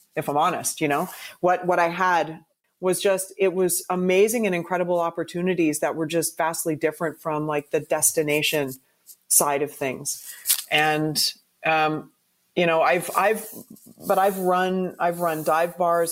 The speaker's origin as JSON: {"language": "English", "country": "Canada", "said": "as a Canadian, when you're you know a diehard hockey fan"}